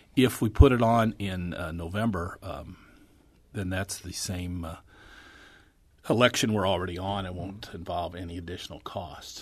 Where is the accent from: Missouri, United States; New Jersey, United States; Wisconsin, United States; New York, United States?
Missouri, United States; St. Charles; when I was growing up in Saint Charles, almost all my friends, their dads worked at Mack